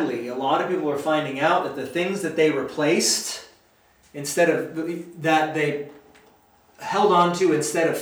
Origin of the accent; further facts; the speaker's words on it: United States; I love being an American